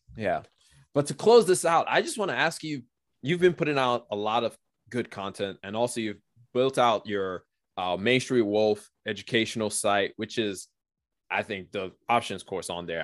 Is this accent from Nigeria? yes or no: yes; Nigeria; now in United States; I'm Nigerian